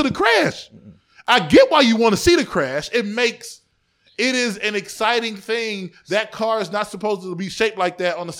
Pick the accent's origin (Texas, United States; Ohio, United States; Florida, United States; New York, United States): Ohio, United States; East Cleveland; I grew up in East Cleveland in the 90s and it was the murder capital of the world from 94 to 95